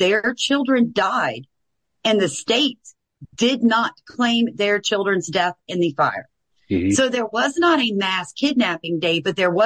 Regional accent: the South, United States; I'm from the South

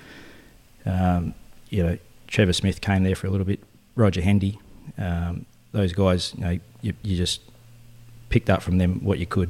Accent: Esperance, Western Australia, Australia; I'm from Esperance originally

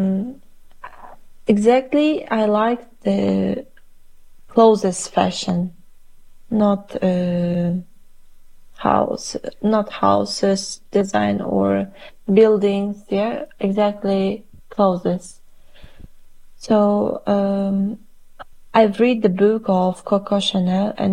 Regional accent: Tashkent, Uzbekistan; English is a second language; moved away as an adult; now in Poland; in my country where I was born, I couldn't feel the home atmosphere

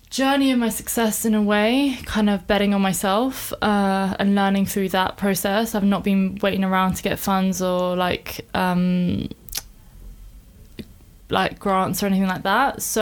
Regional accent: England, United Kingdom; also born or lived in Iran; So I was born in Iran. Uh, I came here when I was five. Uh, I've lived in many cities in England and in many areas within London. I'm a bit of a nomad. Don't really have an allegiance to some place in England, to be honest.

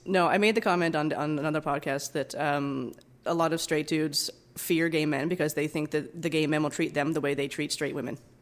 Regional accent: East Coast, Atlantic Canada, Canada; moved away as an adult; also born or lived in Alberta; now in Vancouver, Canada; I grew up in the East Coast

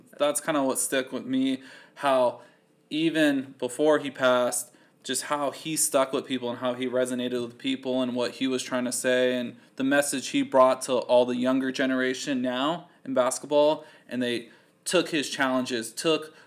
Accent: Pasadena, California, United States; I was born in Pasadena, California.

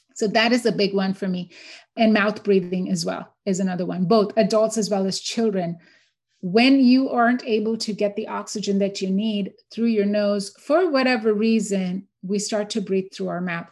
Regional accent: India; now in Houston, Texas, United States; so I grew up in India. I'm born and raised in India.

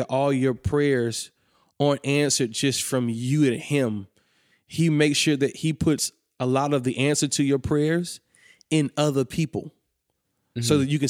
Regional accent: Atlanta, Georgia, United States; now in Kentucky, United States; So I'm originally from Atlanta.

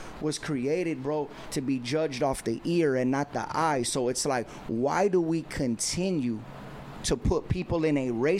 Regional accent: Covina, California, United States; I'm this kid from Covina who was surrounded by that skateboarded, that wasn't a cholo, that instantly got labeled a cholo.

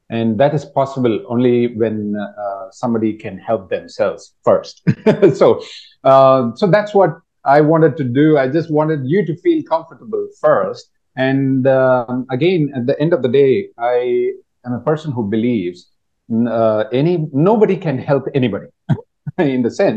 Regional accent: India; moved away as an adult; now in Thailand; I am from India

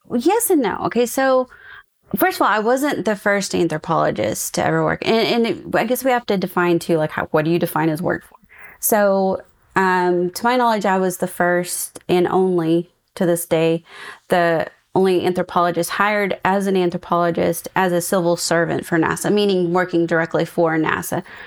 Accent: East Texas, United States; moved away; I'm also originally from East Texas, and my parents lived in Nacogdoches

